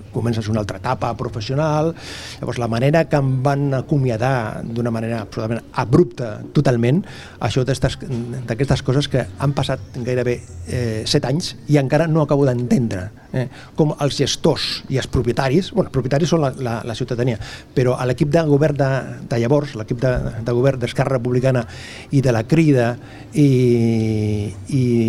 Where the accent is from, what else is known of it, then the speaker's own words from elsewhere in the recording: Sabadell, Catalonia, Spain; del barri de la Concòrdia, que és del costat, que és el meu barri de tota la vida